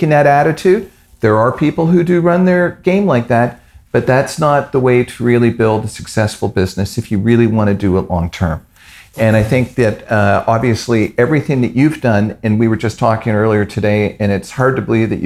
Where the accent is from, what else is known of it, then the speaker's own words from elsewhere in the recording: Canada; I'm Canadian